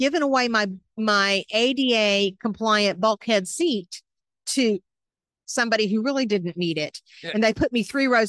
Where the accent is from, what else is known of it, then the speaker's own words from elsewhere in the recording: outside of Nashville, Tennessee, United States; moved away as an adult; also born or lived in Atlanta, Georgia / New York City / Washington, District of Columbia, United States; I'm a Southern girl, born in Atlanta, raised outside of Nashville, married a Yankee in 2002